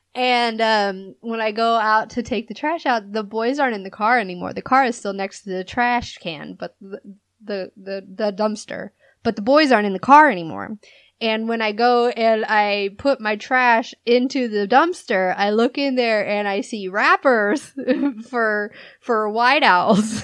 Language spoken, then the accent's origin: English; California, United States; moved away; I'm from California